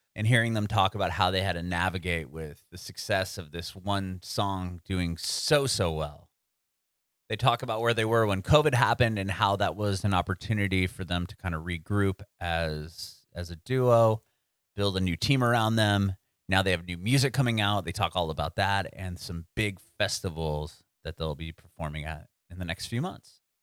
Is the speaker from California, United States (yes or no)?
yes; San Diego, California, United States; I was born and raised there.